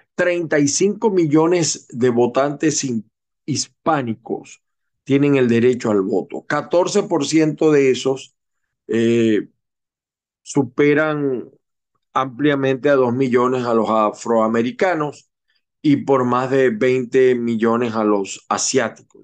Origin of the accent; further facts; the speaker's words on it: Venezuela; also born or lived in Utah, United States; now in Florida, United States; la primera minoría somos los venezolanos